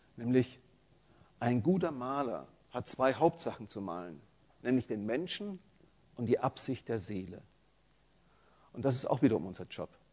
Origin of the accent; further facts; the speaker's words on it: Franconia, Bavaria, Germany; accent: Franconian; Also ich komme aus Franken, da, da kann man kein T und kein P sprechen